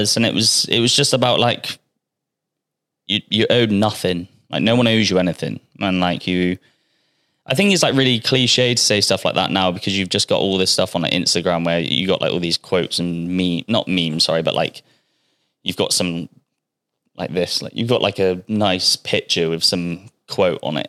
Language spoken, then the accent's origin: English; Bristol, South West England, United Kingdom; moved away as an adult; now in Australia; I'm from Bristol